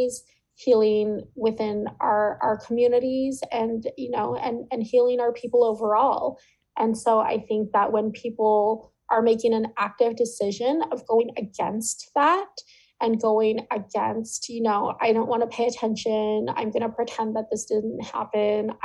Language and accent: English; California, United States; a California Indigenous woman